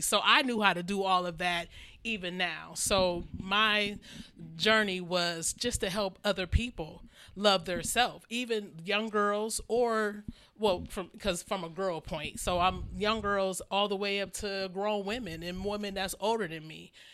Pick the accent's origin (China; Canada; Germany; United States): United States; Maple Heights, Ohio; born or raised there; also born or lived in Youngstown, Ohio